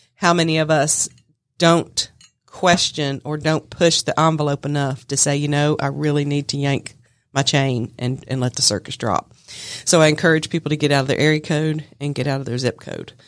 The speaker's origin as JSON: {"language": "English", "town": "Smyrna", "region": "Georgia", "country": "United States", "said": "I'm from Smyrna"}